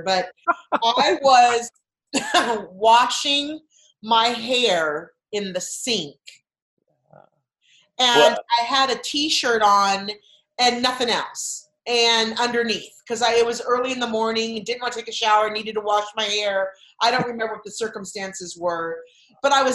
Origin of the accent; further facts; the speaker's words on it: Southern California, United States; now in Arizona, United States; We grew up in Southern California